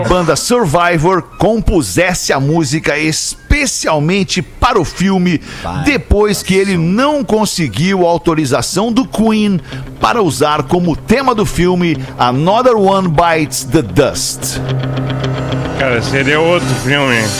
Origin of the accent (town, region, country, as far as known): Rio Grande do Sul, Brazil; accent: gaúcho